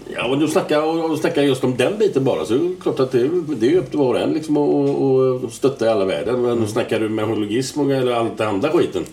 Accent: Gothenburg, Västra Götaland, Sweden; jag är jävligt stolt att komma från Göteborg

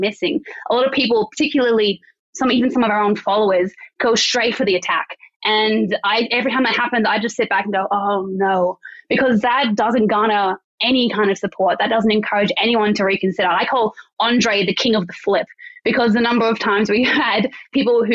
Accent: Canberra, Australian Capital Territory, Australia; I grew up in Canberra.

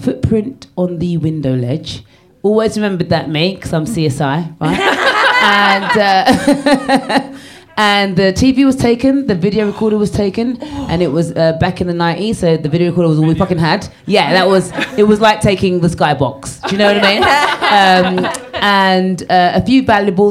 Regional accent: Jamaica; I am a Jamaican

